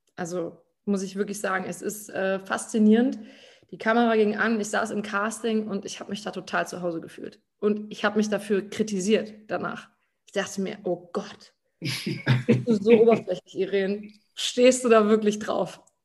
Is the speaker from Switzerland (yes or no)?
no; Germany; moved away as an adult; in meinem Heimatort